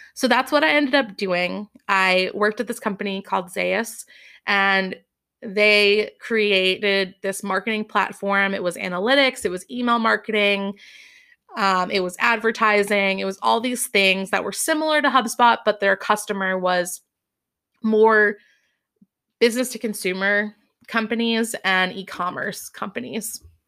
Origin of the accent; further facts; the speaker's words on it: Massachusetts, United States; also born or lived in Boston / Amherst; I grew up in Massachusetts